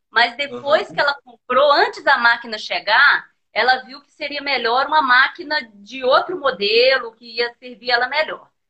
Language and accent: Portuguese; Muriaé, Minas Gerais, Brazil; É, eu não sou de Juiz de Fora, eu sou de uma cidade que chama